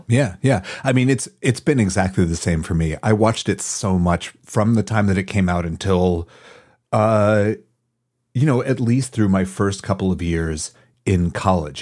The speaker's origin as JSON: {"language": "English", "town": "Madison", "country": "United States", "tie": "born or raised there", "moved": "as an adult", "said": "I grew up in Madison"}